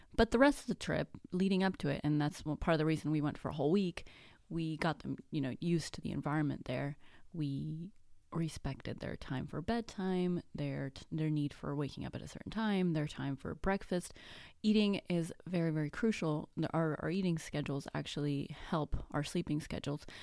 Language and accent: English; Mexico; first language Spanish; English is a second language; I'm actually Mexican. My first language is actually Spanish.